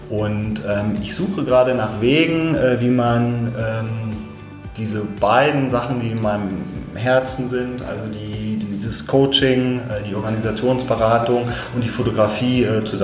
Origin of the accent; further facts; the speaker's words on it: Hanover, Lower Saxony, Germany; Hannoveraner, {S1} 51 Jahre alt